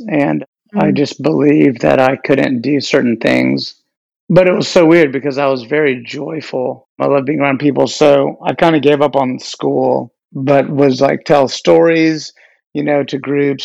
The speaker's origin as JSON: {"language": "English", "town": "Dallas", "region": "Texas", "country": "United States", "moved": "yes", "lives_now": "New York City, United States", "said": "I am based here in New York City. I'm from Dallas"}